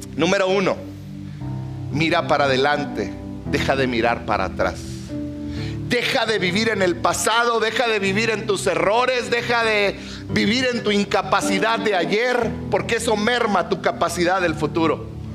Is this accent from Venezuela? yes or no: no; Mexico; somos mexicanos aquí en la tierra